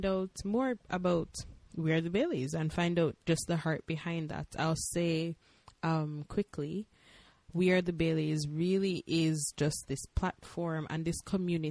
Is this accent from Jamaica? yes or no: yes; Jamaica; moved away as an adult; now in Hawaii, United States; We are from Jamaica, but now we're living in the land of Aloha, which is Hawaii.